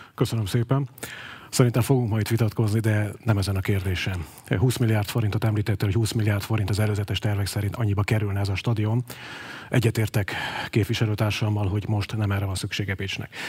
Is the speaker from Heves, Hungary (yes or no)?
no; Pécs, Baranya, Hungary; Tükepécsi vagyok, ahogy ezt nálunk mondani szokás. Ugye itt nőttem fel, Kovács telepen, Uránvárosban végeztem az általános iskolát